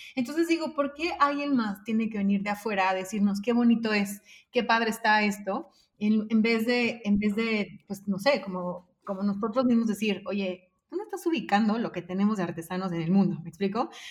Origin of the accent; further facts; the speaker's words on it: Mexico; como mexicanos